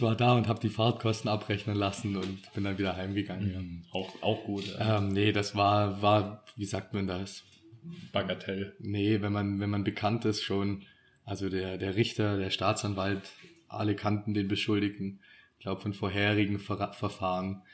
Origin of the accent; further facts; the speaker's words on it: Swabia, Germany; wir sind ja auch Schwabe